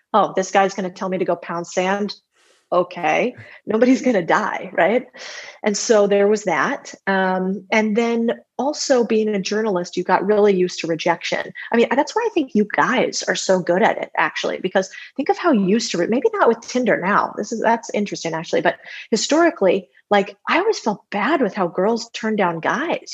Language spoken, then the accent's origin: English; Arizona, United States; I grew up in Arizona